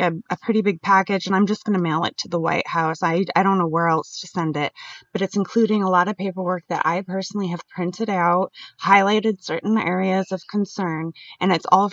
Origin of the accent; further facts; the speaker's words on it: Jacksonville, Florida, United States; born there; also born or lived in Albuquerque; And I was born in Jacksonville, Florida